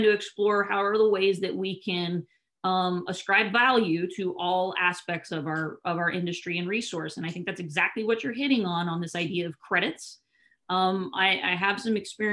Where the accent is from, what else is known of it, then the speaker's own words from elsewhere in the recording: California, United States; being a Californian